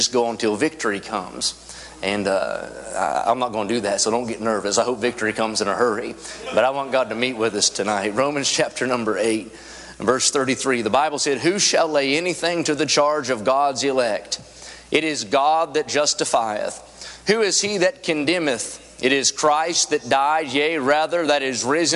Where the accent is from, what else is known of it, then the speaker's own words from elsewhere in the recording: West Virginia, United States; I'm from West Virginia